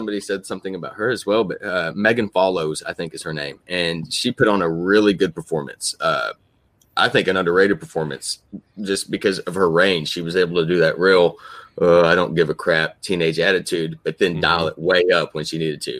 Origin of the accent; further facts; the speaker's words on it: Oklahoma, United States; I'm from Oklahoma